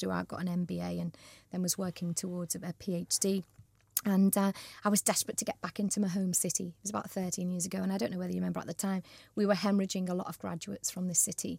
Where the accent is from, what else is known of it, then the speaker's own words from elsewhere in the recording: Liverpool, North West England, United Kingdom; moved away as an adult; also born or lived in Manchester / Staffordshire; I was um, born and bred in Liverpool, um, went to school, obviously, in the city